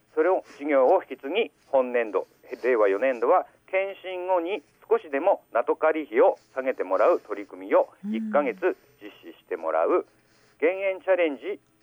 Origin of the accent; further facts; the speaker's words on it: Higashidori, Aomori, Japan; also born or lived in Mutsu / Tokyo; 私はあの東通村出身で、はい、むず市内の高校卒業後